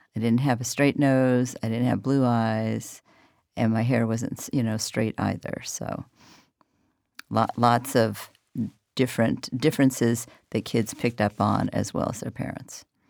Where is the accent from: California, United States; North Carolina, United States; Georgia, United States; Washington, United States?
Washington, United States; Olympia; born or raised there; also born or lived in Texas